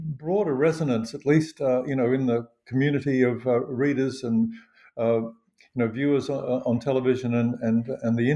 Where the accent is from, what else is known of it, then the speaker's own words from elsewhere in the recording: Australia; also born or lived in United States; I am an Australian-born and bred historian of the United States.